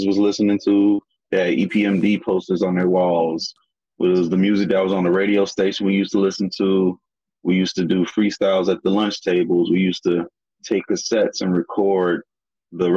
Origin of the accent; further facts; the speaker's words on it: North Carolina, United States; moved away; also born or lived in Greensboro / Brooklyn; we're from North Carolina